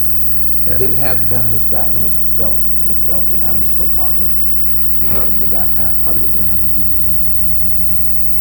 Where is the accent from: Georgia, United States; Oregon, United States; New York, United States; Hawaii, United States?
Oregon, United States; we did bow and arrows in gym where I grew up in Oregon.